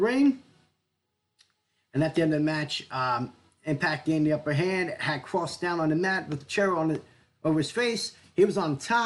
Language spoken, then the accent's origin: English; Philadelphia, Pennsylvania, United States; I grew up in the Philadelphia area, I watched ECW as a kid